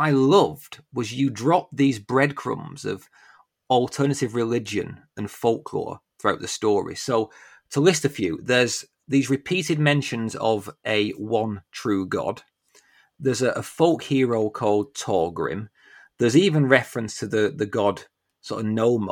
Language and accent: English; Lancashire, North West England, United Kingdom; accent: Lancashire; This is my H's coming through, my Lancashire H's.